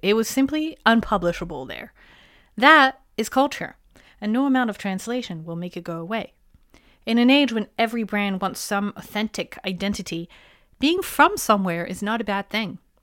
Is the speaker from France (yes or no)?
yes; France; moved away; my hometown in France